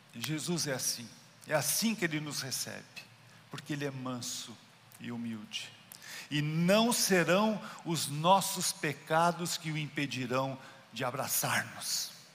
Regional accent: Brazil; Eu sou brasileiro

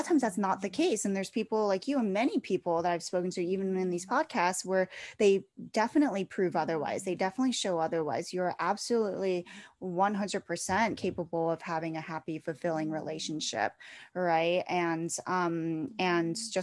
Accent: East Coast, United States; I am from the East Coast, so I do go up there a lot

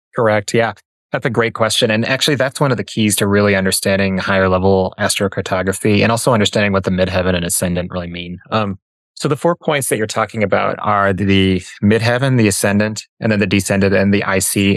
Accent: Minneapolis, Minnesota, United States; moved away as an adult; also born or lived in Denver; I grew up in Minneapolis

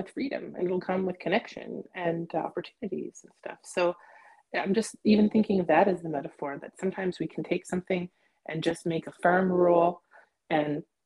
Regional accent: Toronto, Ontario, Canada; where I grew up in Toronto

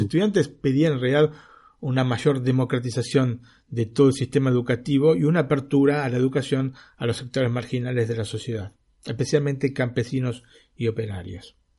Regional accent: Argentina; now in Italy; yo como argentino

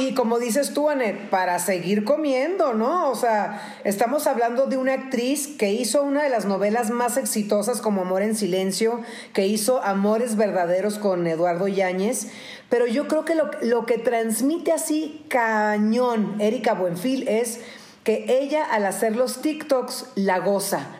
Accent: Baja California, Mexico; also born or lived in Tijuana; Yo, yo tengo 46 años y eh, somos de Baja California

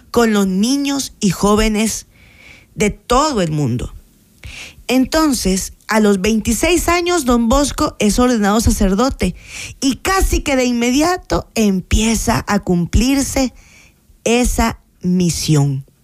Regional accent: Santa Tecla, La Libertad, El Salvador; Yo soy de Santa Inés, de Santa Tecla.

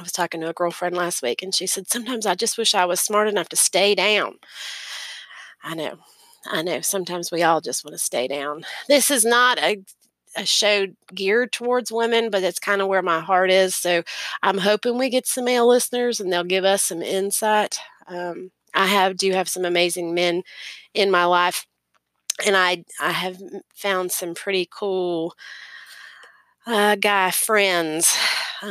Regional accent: Florida, United States; accent: Southern; also born or lived in Maryland / North Carolina / Georgia / Tennessee; I've lived here in Florida, which is where I reside now, which is where I was raised

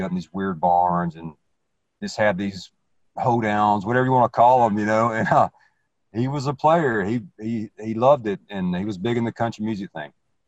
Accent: the South, United States; accent: southern; you may not be able to tell from my where I'm from and my southern accent or whatever

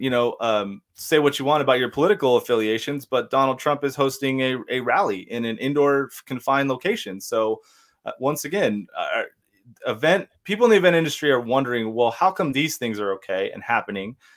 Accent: Temecula, California, United States; my hometown of Temecula

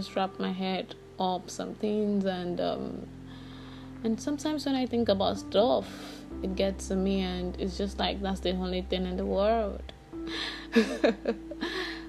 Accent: Lagos, Nigeria; I'm Yoruba. I'm from Lagos.

